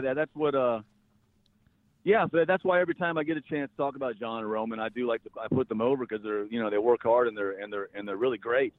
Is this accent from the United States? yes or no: yes; North Carolina, United States; I grew up in North Carolina